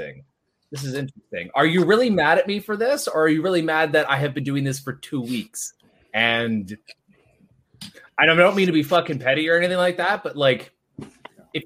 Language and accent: English; Ontario, Canada; I'm from Ontario